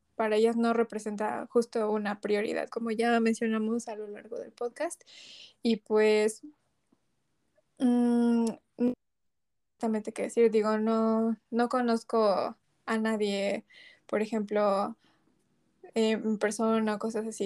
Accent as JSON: {"language": "Spanish", "country": "Mexico", "said": "desde nuestra perspectiva como mexicanas"}